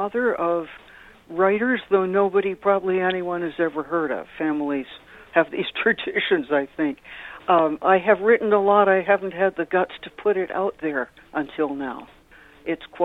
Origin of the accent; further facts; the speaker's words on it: Massachusetts near Boston, United States; moved away as an adult; also born or lived in Cape Cod; now in California, United States; I was born in Massachusetts near Boston